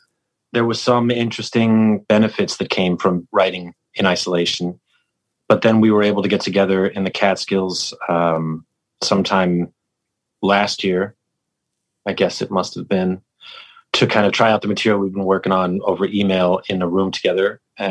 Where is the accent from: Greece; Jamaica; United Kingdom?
United Kingdom; England; born there; I think, you know, I was born in England.